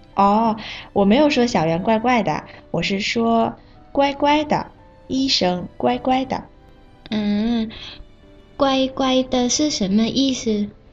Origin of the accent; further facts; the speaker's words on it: Bangkok, Thailand; 我是来自泰国的